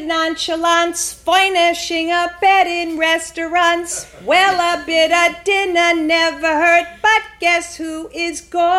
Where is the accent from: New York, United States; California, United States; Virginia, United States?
New York, United States; Lawrence; He was from Rockaway, Queens, and I was from Lawrence, which was the five towns.